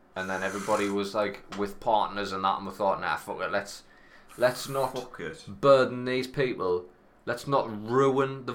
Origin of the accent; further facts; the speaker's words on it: Sunderland, North East England, United Kingdom; I come from Sunderland